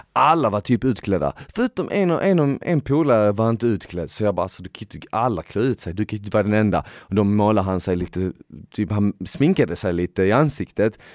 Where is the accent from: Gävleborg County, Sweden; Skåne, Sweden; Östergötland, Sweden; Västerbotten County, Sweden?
Skåne, Sweden; Malmö; moved away as an adult; now in Stockholm, Sweden; jag är ifrån Malmö